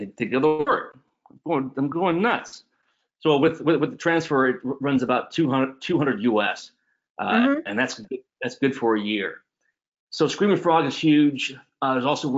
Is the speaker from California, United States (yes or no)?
yes; California, United States; moved away as an adult; I loved growing up in California.